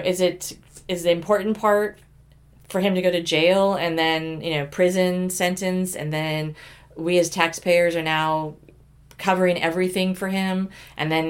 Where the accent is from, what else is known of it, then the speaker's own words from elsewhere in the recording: Oklahoma, United States; I grew up many years in Oklahoma